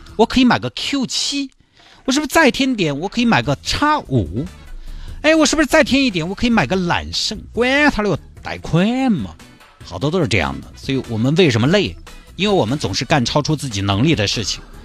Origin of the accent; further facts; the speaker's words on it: Chengdu, Sichuan, China; 峨眉山对我们成都人来说近郊